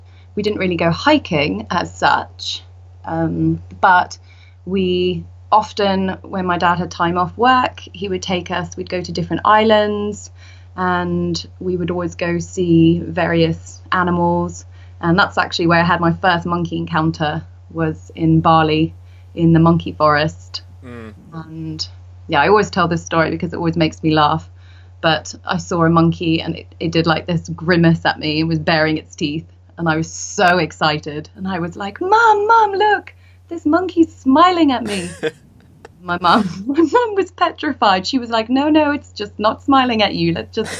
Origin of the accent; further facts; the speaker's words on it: Scotland, United Kingdom; also born or lived in Indonesia / Norway; And then when I was younger, I grew up in Scotland, Indonesia and Norway.